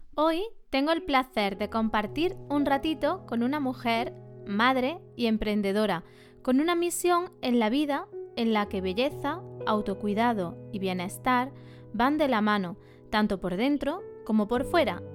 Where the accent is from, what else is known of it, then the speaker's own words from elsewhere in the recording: Montilla, Andalusia, Spain; Somos paisanas, de Montilla las dos